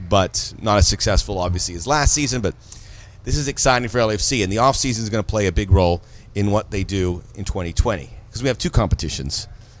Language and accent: English; Miami, Florida, United States; now in Los Angeles, United States; He's going to Miami, which is a desirable place. It's my hometown.